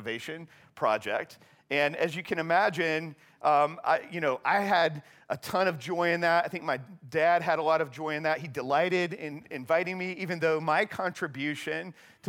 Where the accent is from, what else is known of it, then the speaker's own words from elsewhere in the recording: Charlotte, North Carolina, United States; I grew up here in Charlotte